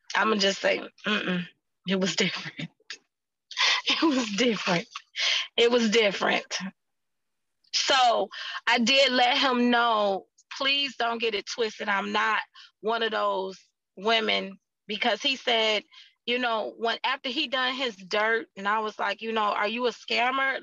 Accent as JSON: {"language": "English", "country": "United States", "said": "I'm American"}